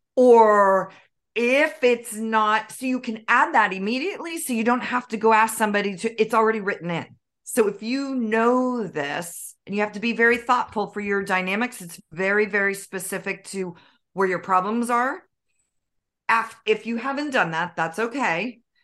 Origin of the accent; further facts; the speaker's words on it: Northern California, United States; I was raised in Northern California